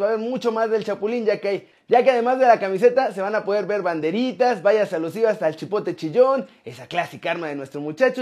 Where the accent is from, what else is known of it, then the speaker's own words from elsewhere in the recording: Mexico; moved away; soy mexicano, me encanta mi país y voy a volver a la brevedad.